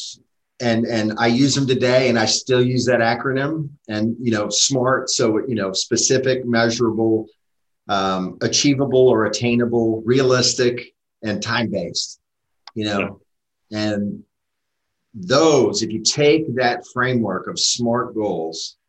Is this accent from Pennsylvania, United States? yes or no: yes; Pittsburgh, Pennsylvania, United States; moved away as an adult; I was raised in Pittsburgh. So I was raised in Pittsburgh, graduated high school in Pittsburgh